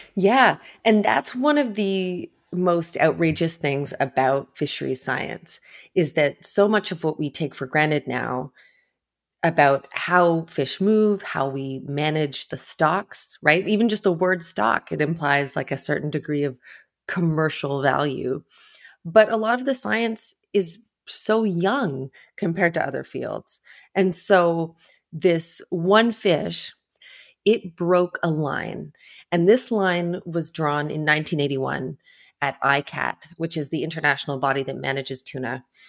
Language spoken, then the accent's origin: English; Ontario, Canada; moved away; also born or lived in New York; I grew up far inland in Ontario, in Canada